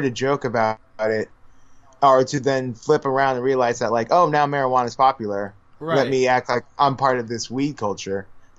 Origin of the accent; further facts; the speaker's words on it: California, United States; I'm from California. Everyone in California listens to …, ….